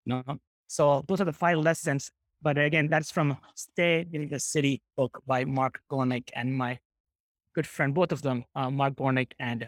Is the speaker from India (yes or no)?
yes; Kerala, India; English is a second language; I am from Kerala, which is a southern state of India, which prides itself in taking the heritage of Christianity back to Apostle Thomas.